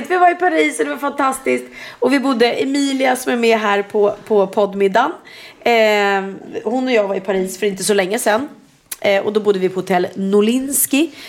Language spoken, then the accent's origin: Swedish; Sweden; Jag sa så jag pratar inte franska, jag är svenska.